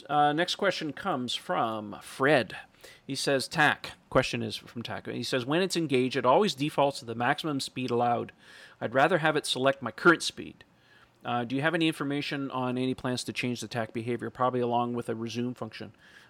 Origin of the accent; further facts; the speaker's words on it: Italy; English is a second language; Sorry for my main English. I'm from Italy.